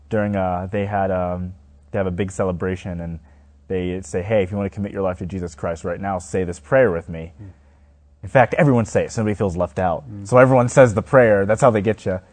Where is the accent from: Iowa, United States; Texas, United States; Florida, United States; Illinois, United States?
Texas, United States; Houston; a big church in my hometown was Fairfield Baptist Church. And maybe 30 minutes away was Joel Osteen